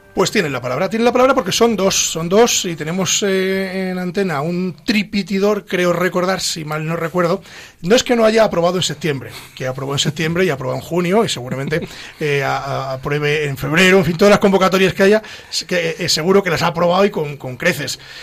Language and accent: Spanish; Castile and León, Spain; now in Madrid, Spain; todos los que venimos de provincias, los que somos de Ávila, de Pedro Bernardo, de Hoyo de Pinares